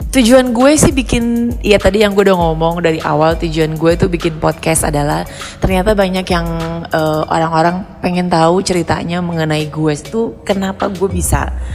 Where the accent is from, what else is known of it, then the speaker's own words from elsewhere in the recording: Jakarta, Indonesia; lahir dan besar di Jakarta